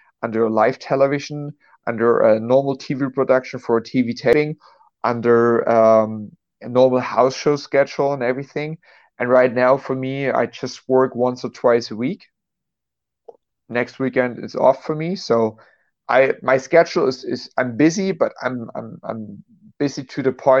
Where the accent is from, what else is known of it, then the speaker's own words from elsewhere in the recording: Dresden, Saxony, Germany; I'm from Dresden, Germany